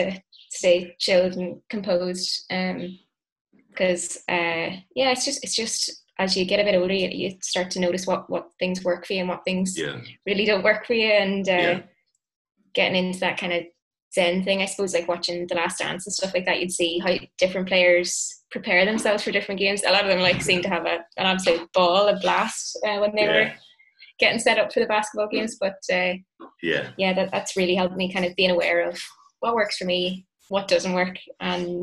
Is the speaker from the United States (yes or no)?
no; Enniskillen, Northern Ireland, United Kingdom; I grew up in Enniskillen and I lived literally like 200 metres from the rugby club there